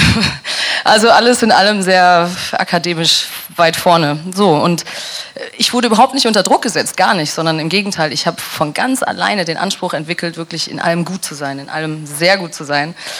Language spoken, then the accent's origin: German; Dortmund, North Rhine-Westphalia, Germany; moved away; also born or lived in near Koblenz / London; meiner Heimat Dortmund und im Kaff neben Koblenz